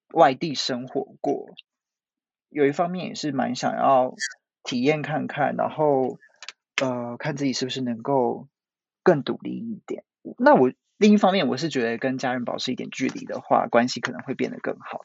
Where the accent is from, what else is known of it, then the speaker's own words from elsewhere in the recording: Taiwan; moved away as an adult; now in Japan; 我刚开始是打工度假，然后我有先回台，就是找工作